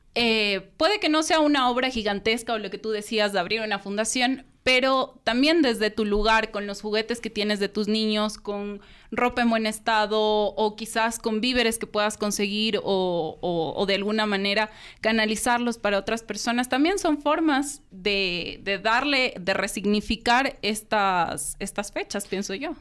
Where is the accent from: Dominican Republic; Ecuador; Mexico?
Ecuador; moved away; also born or lived in United States; siendo ecuatoriana, viviendo en Estados Unidos